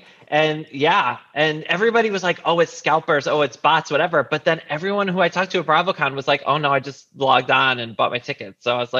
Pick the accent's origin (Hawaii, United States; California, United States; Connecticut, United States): Connecticut, United States; moved away; it turns out she's from a town like next to where I grew up in Connecticut